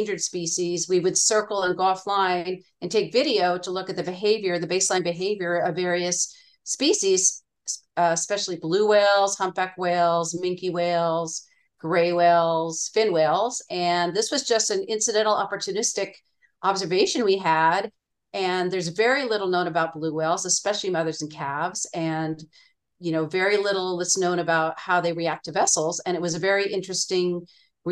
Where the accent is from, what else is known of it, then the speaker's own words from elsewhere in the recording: Northern California, United States; I'm originally from Northern California. My dad was a professor at Humboldt State, and I grew up on the ocean